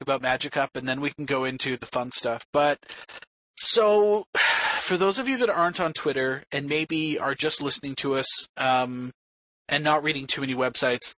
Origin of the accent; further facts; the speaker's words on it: Toronto, Ontario, Canada; it's going to be in my hometown